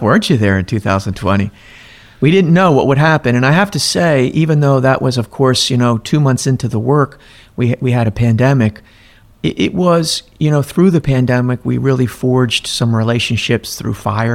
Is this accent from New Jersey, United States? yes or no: yes; Millville, New Jersey, United States; I grew up in down there in Millville, New Jersey